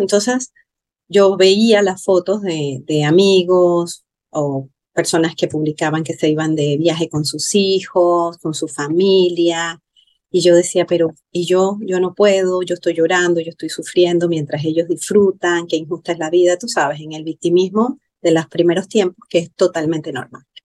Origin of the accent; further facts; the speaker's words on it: Panama; soy de Panamá